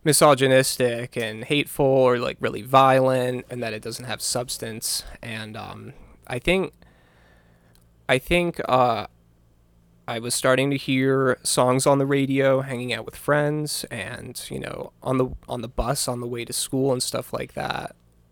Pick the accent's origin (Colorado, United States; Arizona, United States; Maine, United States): Maine, United States; Bangor; also born or lived in Virginia; I grew up in Bangor.